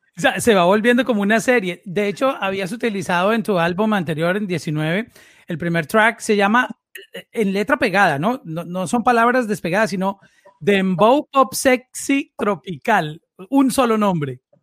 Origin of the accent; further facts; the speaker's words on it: Medellín, Antioquia, Colombia; yo también vengo de, de esa misma área.